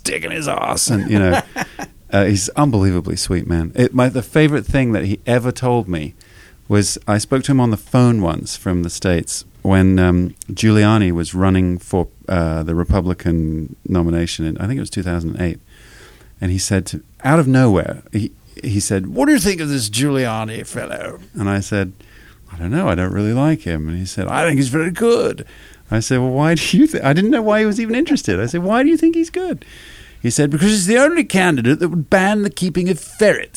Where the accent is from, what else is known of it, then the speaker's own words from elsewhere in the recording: just south of London, near Guildford, South East England, United Kingdom; moved away as an adult; now in Los Angeles, United States; I grew up just south of London. The nearest big town is called Guildford, but I was kind of in the country.